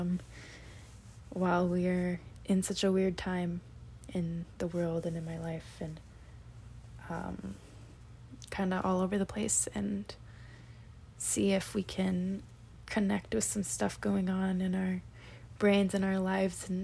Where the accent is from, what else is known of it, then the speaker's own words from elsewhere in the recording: Washington, United States; moved away as an adult; now in Boston, United States; I live in Boston. I am from Washington State. I am a little far from home